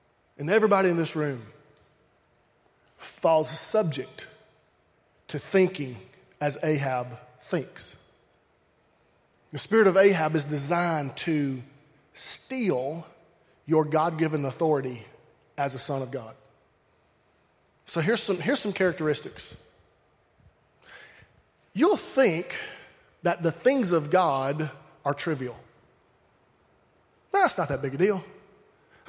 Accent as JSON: {"language": "English", "region": "Alabama", "country": "United States", "tie": "born or raised there", "said": "I grew up in Alabama"}